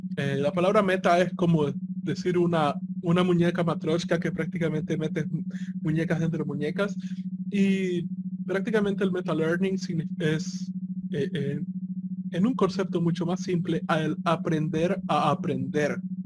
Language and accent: Spanish; El Salvador; nosotros somos salvadoreños